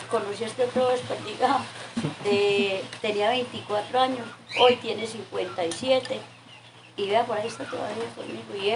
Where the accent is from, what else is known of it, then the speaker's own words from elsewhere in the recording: Valle del Cauca, Colombia; moved away as an adult; Que vine de Valle hace, a ver, 28 años.